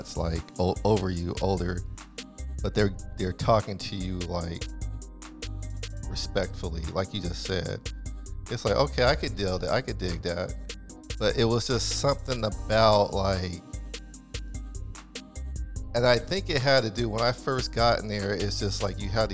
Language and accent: English; San Diego, California, United States; I'm from San Diego